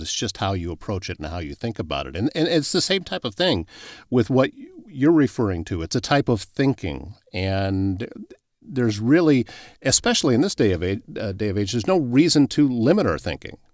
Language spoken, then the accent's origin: English; Pocahontas County, northwest Iowa, United States; I grew up in Pocahontas County and up in northwest Iowa.